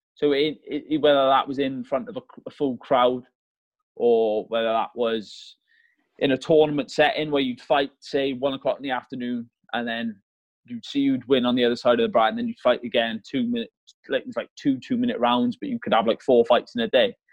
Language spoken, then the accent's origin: English; Malvern, West Midlands, United Kingdom; moved away as an adult; also born or lived in Merthyr Tydfil, Wales; I'm originally from Merthyr Tydfil in South Wales, uh, but when I was a youngster, well, I was seven years old. We moved up in England in a place called Malvern